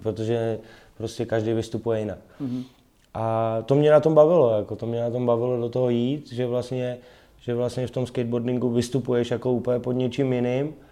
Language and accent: Czech; Prague, Czechia; já jsem Pražák rodilej